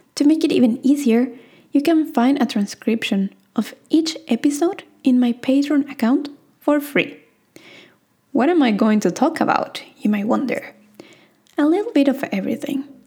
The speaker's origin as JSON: {"language": "English", "country": "Argentina", "said": "I am from Argentina"}